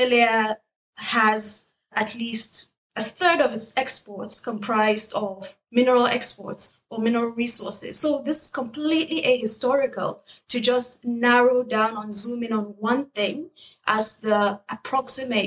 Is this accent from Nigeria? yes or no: yes; Northern Nigeria, Nigeria; moved away as an adult; also born or lived in United Kingdom; I'm originally from Nigeria, from Northern Nigeria